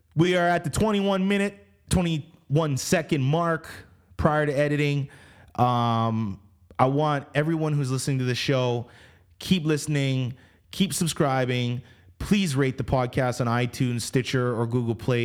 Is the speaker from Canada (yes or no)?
yes; Canada; we come from Canada. I mean, I'm, I'm Canadian based